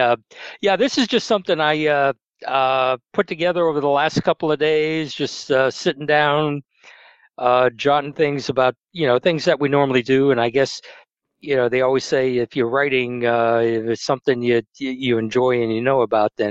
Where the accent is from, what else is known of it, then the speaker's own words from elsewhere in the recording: New England, United States; I grew up in New England, and we go back there quite a bit because my family's up there.